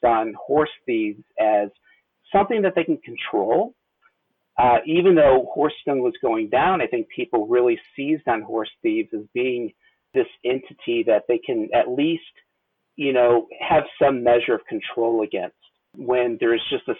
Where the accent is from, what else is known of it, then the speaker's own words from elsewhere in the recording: Missouri, United States; I grew up in Missouri